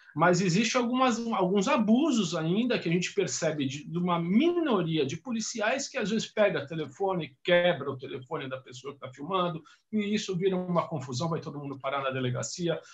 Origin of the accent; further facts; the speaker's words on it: São Paulo, Brazil; Sou de São Paulo